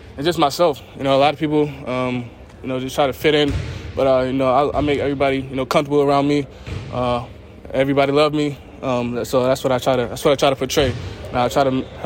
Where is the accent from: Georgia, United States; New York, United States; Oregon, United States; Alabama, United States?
Georgia, United States; Marietta; I'm come from Marietta, so in Georgia